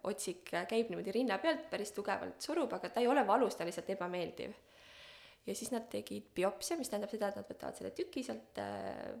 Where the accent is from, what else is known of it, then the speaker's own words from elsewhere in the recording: Estonia; moved away; ma olen hästi pikalt Eestist ära elanud äh,. ma tulin tagasi kaks tuhat kaheksateist